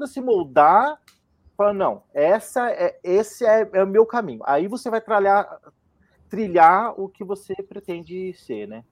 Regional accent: Campinas, São Paulo, Brazil; moved away as an adult; now in São Paulo, Brazil; Eu sou de Campinas, sou da terra aí do, da maioria das pessoas que estão aqui hoje.

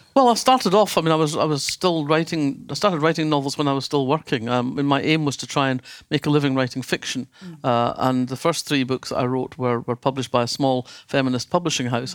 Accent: Fife, Scotland, United Kingdom; when I was growing up in Fife

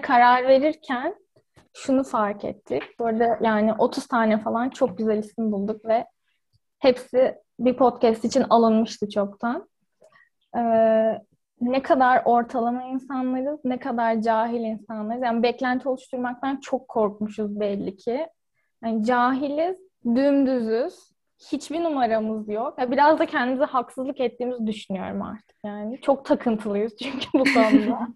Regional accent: Ankara, Turkey; Ankara'da doğup büyüdüm

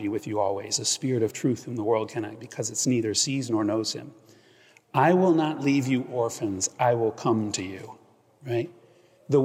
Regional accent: Akron, Ohio, United States; now in Greenwich, United States; I grew up in Ohio and went to St. Vincent, St. Mary's of basketball fame where LeBron went.

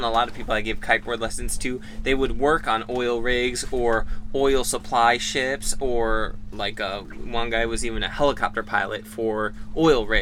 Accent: Long Island, New York, United States; I grew up in Long Island

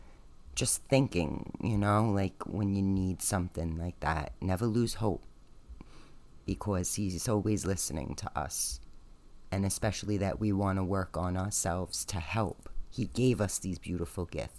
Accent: New York City, New York, United States; accent: Staten Island; It's my Staten Island accent.

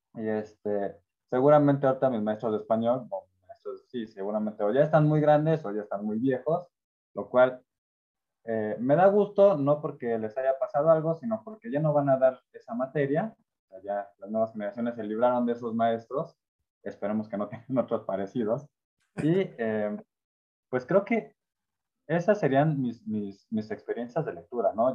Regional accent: Orizaba, Veracruz, Mexico; crecí en Orizaba, Veracruz, que era una ciudad pues, chiquita

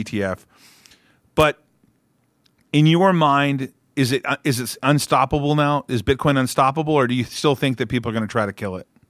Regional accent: Orange County, California, United States; I grew up in Orange County.

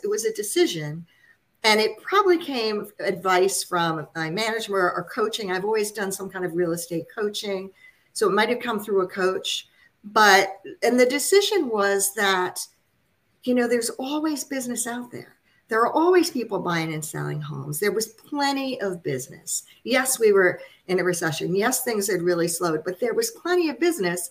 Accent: New Jersey suburbs, United States; I grew up in the New Jersey suburbs

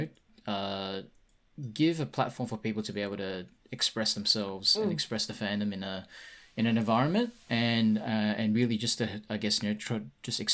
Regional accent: Sydney, New South Wales, Australia; I grew up in Sydney

